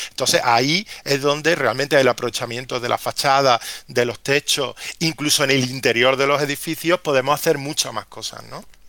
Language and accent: Spanish; Córdoba, Andalusia, Spain; como cordobés